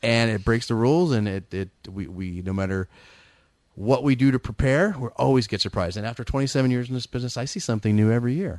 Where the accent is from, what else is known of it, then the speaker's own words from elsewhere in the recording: San Francisco Bay Area, California, United States; I'm from the Bay Area